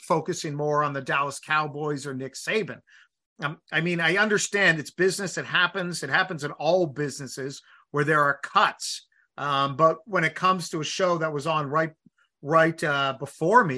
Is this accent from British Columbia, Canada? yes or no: no; Toronto, Ontario, Canada; I grew up, I'm 48, so I grew up in Etobicoke, which is, you know, the sort of town next to Toronto, but now it's considered just part of Toronto.